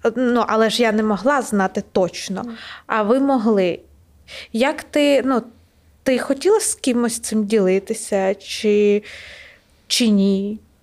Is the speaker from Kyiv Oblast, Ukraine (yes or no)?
yes; Kyiv Oblast, Ukraine; моя сім'я з Київщини, і, відповідно, моє різне селище було окуповане